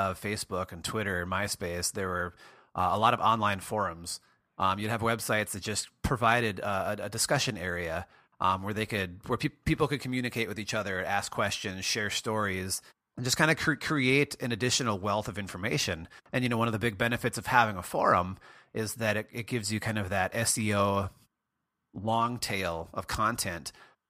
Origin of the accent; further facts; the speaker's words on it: Minnesota, United States; I grew up in Western Minnesota, and it was quite a drive there.